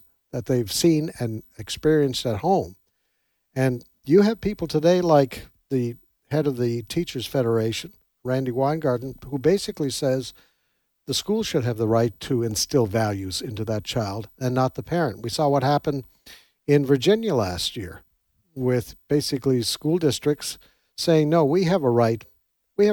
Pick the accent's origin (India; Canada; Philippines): Canada; now in United States; I come from Canada originally